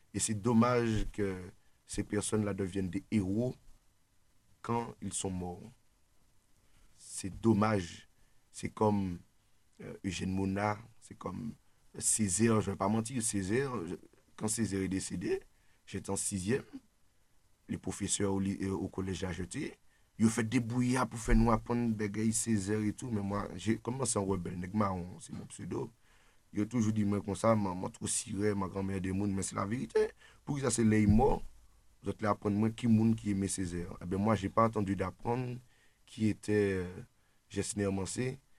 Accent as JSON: {"language": "French", "country": "Martinique", "said": "en tant que militant, en tant que Martiniquais"}